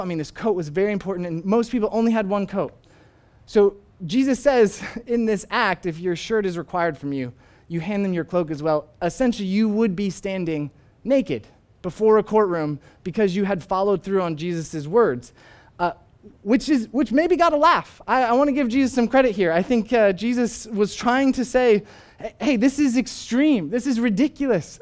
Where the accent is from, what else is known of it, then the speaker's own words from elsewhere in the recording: Arizona, United States; moved away as an adult; also born or lived in Northern Ireland; Arizona, where I am from, uh, where my family still is. And while I was in Arizona, I reconnected with a few old high school friends